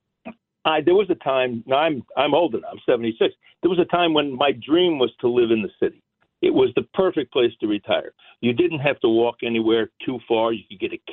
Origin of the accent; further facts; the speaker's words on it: New Jersey, United States; also born or lived in Michigan; I grew up in New Jersey